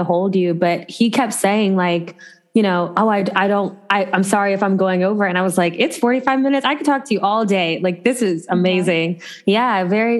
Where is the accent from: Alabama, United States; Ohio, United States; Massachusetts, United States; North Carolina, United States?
Ohio, United States; moved away as an adult; also born or lived in Los Angeles, California / Chicago / New York; I grew up in Ohio